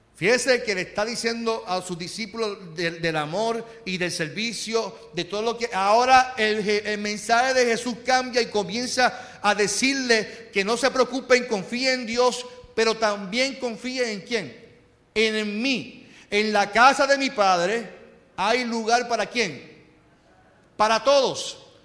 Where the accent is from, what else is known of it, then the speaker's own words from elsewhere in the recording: Carolina, Puerto Rico; yo soy de Carolina